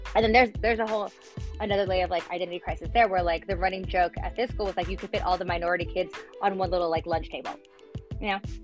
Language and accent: English; Los Angeles, California, United States; also born or lived in Pico Rivera; born and raised